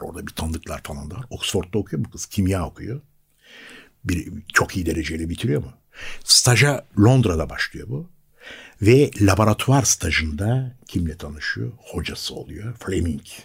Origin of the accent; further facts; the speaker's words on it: Istanbul, Turkey; also born or lived in Yeşilköy; ben bir Bakırköylüyüm doğma büyüme